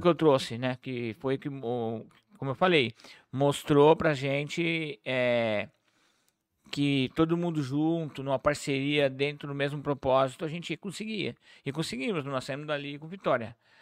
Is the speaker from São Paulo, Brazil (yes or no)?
yes; São Paulo, Brazil; also born or lived in Peruíbe; now in Registro, Brazil; nasci em São Paulo, sou nascido em São Paulo. Lá em São Paulo mesmo, já com 16 anos de idade, eu montei um bar